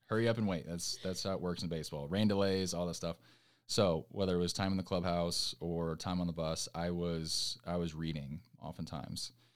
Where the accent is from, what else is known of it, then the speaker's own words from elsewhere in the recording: Orange County, California, United States; moved away as an adult; now in Nashville, United States; coming from California, like, I grew up in Orange County